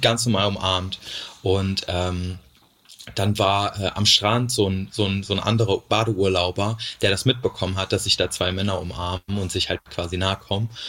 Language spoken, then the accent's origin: German; Thuringia, Germany; moved away as an adult; now in Cologne, Germany; in Thüringen, wo ich herkomme